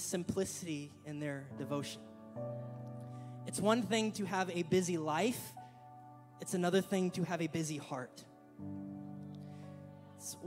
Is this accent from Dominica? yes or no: no; Killeen, Texas, United States; our hometown where we grew up in Killeen